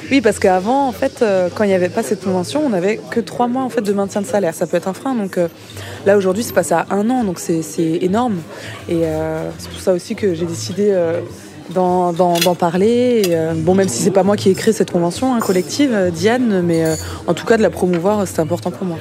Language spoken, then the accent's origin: French; Mulhouse, Grand Est, France; now in Brest, France; Je suis née à Mulhouse